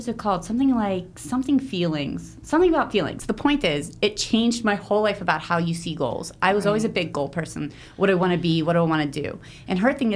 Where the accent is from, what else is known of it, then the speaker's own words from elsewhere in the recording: Pittsburgh, Pennsylvania, United States; moved away as an adult; also born or lived in Israel; I grew up in Pittsburgh, Pennsylvania